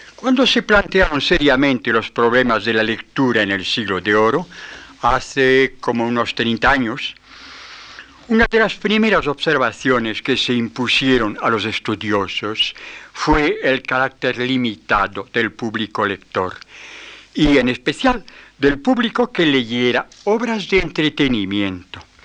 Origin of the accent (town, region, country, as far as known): France